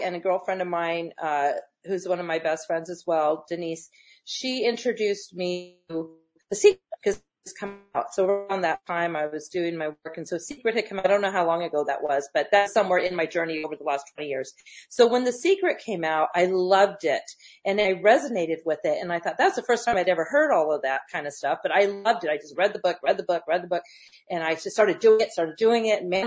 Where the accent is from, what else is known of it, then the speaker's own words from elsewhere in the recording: Loma Linda, California, United States; also born or lived in Redlands; I was raised in Loma Linda, San Bernardino, Inland Empire